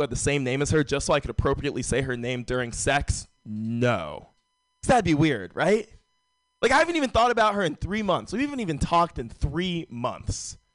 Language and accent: English; San Francisco, California, United States; Uh, born and raised in San Francisco. San Francisco's a very white city.